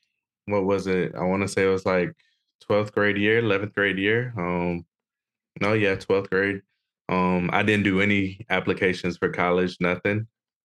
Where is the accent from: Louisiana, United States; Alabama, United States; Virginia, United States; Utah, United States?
Alabama, United States; Brenton; moved away as an adult; also born or lived in Pensacola, Florida / Hawaii / Moreno Valley, California; I'm just a small town kid. Like you said, I'm from Brenton, Alabama. I was born in Pensacola, raised in Alabama.